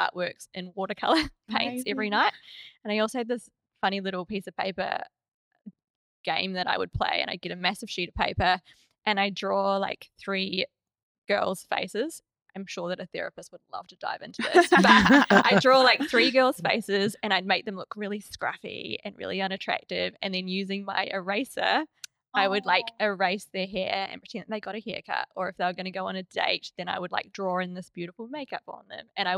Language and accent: English; Rotorua, Bay of Plenty, New Zealand; I grew up in Rotorua in New Zealand, and I lived kind of next to a farm